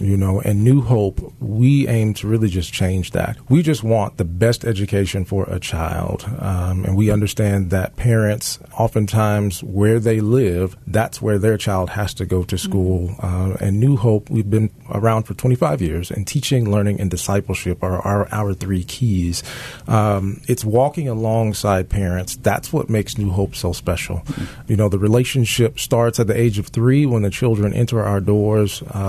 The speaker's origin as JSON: {"language": "English", "town": "Seattle", "region": "Washington", "country": "United States", "tie": "born there", "also_born_or_lived": "Yakima / Topeka", "lives_now": "Memphis, United States", "said": "I was born in Seattle, Washington, then from Seattle to Yakima, Washington, then from Yakima, Washington to Topeka, Kansas, then from Topeka, Kansas to Memphis."}